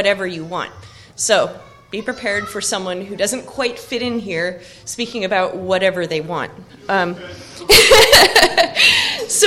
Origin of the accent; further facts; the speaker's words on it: Oak Harbor, Washington, United States; my hometown, which is Oak Harbor on Whidbey Island, Washington